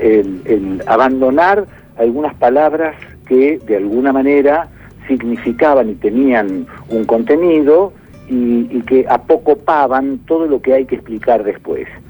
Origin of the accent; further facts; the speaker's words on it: Rosario, Santa Fe, Argentina; moved away as an adult; also born or lived in Buenos Aires; yo en el caso mío de mi infancia en Rosario, en el campo, y luego el periodo de laburo en Rosario y después el periodo de laburo en eh, Buenos Aires